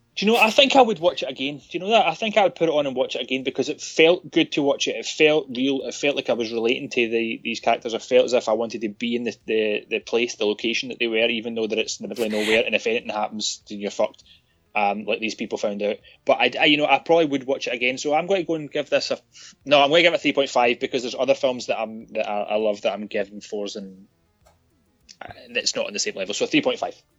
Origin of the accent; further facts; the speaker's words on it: United Kingdom; we're British